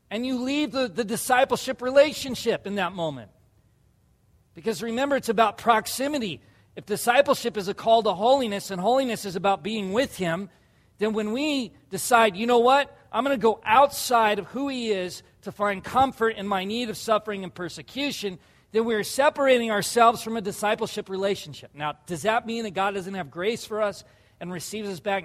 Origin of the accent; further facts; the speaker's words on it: La Jolla, California, United States; where I grew up in La Jolla, California